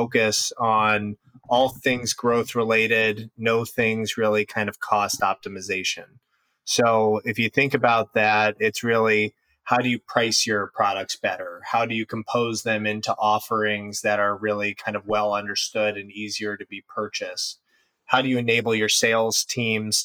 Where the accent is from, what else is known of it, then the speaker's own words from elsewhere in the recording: Cincinnati, Ohio, United States; moved away as an adult; also born or lived in Indiana / Chicago, Illinois; now in Deerfield, United States; Originally raised in the Midwest and Cincinnati area, and then have been in Chicago for quite some time now